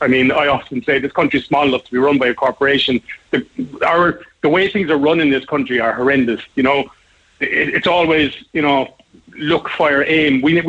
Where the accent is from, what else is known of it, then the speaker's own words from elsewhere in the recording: Ireland; us as Irish people